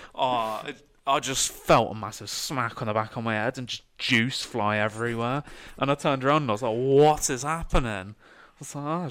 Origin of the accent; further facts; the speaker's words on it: United Kingdom; as a British person